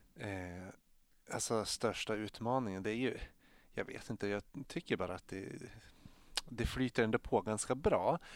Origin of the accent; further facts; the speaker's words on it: Strömsund, Jämtland, Sweden; jag är född och uppvuxen i Strömsund i Jämtland